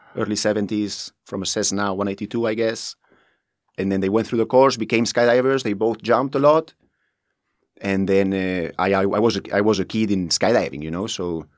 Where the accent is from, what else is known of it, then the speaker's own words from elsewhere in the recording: Spain; moved away as an adult; now in Dubai, United Arab Emirates; I'm from Spain